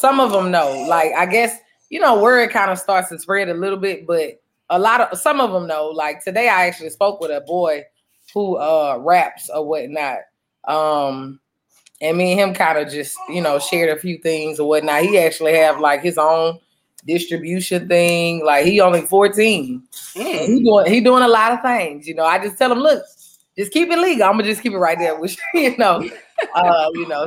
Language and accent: English; Baton Rouge, Louisiana, United States; I am from Baton Rouge, Louisiana. Matter of fact, the great city of Baton Rouge, Louisiana.